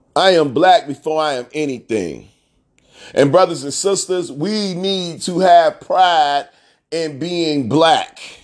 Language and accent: English; Chicago, Illinois, United States; I'm from Chicago